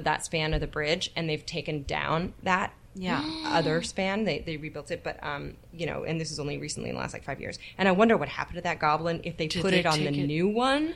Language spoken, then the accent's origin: English; Bay Area, California, United States; I grew up in the Bay Area